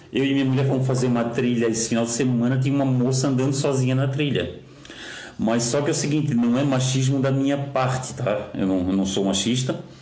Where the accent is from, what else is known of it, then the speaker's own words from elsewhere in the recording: Florianópolis, Santa Catarina, Brazil; eu que sou daqui de Florianópolis